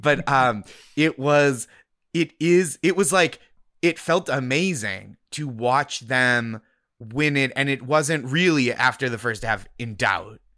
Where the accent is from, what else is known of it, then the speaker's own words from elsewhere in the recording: Boston, Massachusetts, United States; now in New York, United States; I grew up in the Boston area